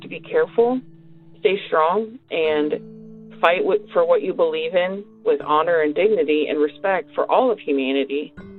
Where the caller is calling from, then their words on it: Bellefontaine Neighbors, Missouri, United States; I'm calling from Bell Fountain Neighbors.